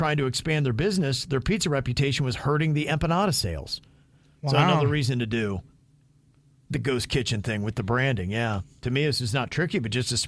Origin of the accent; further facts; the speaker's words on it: Logan, Ohio, United States; moved away; Logan, Ohio, my hometown